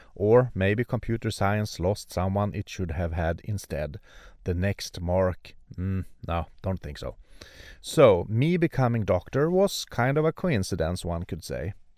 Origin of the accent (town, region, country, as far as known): Sweden; born or raised there; also born or lived in Örnsköldsvik, Sweden